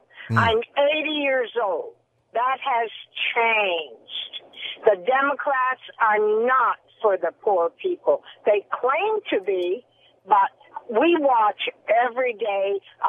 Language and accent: English; Maine, United States; now in Orange, United States; I was raised in Maine, and we were all poor